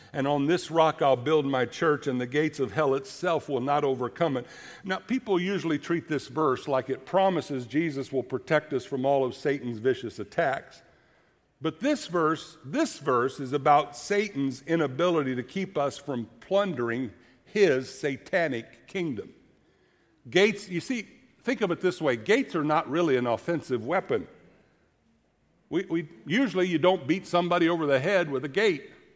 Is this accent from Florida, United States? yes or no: yes; Florida, United States; moved away; my dad preaching when I grew up in Florida, and I'm a teenager